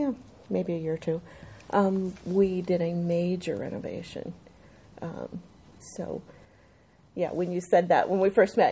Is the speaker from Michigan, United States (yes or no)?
no; Burlington, Iowa, United States; also born or lived in Council Bluffs, Iowa / Salt Lake City, Utah; I was born and raised in Burlington, so I'm an Iowa girl, still. My whole family was there, and then I went to college at the University of Iowa